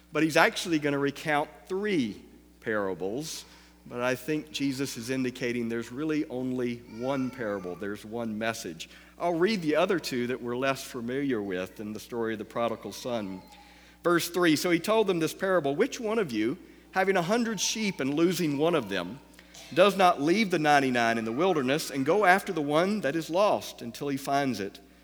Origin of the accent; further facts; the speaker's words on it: the South, United States; I'm from the South